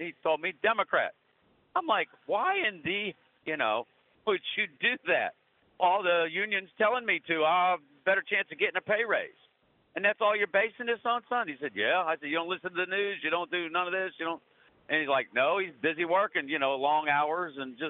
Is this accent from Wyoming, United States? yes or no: no; Pittsburgh, Pennsylvania, United States; now in Virginia, United States; I'm originally from Pittsburgh area